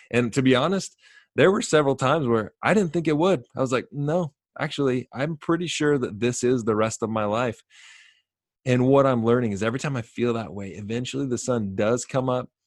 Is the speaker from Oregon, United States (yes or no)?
no; Sacramento, California, United States; I grew up in Sacramento